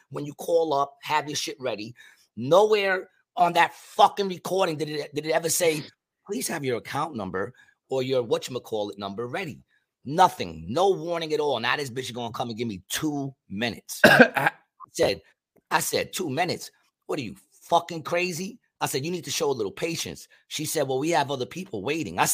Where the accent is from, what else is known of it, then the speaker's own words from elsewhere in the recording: New York, United States; being from New York because I came from New York in the 70s